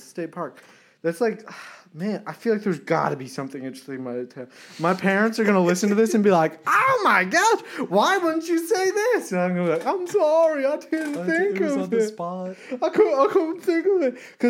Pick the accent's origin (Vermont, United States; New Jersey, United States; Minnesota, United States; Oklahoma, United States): Vermont, United States; born or raised there